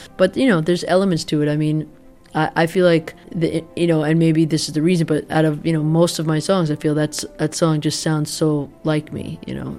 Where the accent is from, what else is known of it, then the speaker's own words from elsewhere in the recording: United States; I'm as American as they come